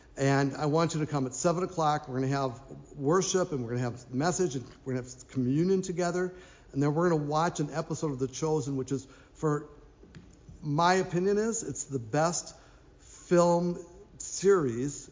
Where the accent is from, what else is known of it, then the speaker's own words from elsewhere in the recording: Minnesota, United States; I grew up in Minnesota